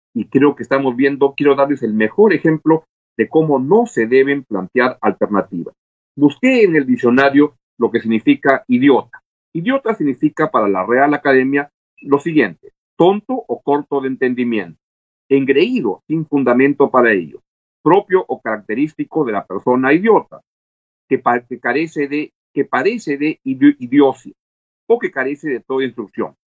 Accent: Peru; tenemos en el Perú el mayor número de muertos por millón en el mundo

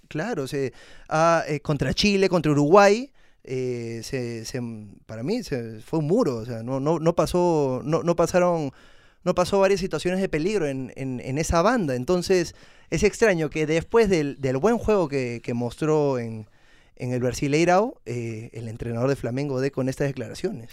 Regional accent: Peru; como todo peruano

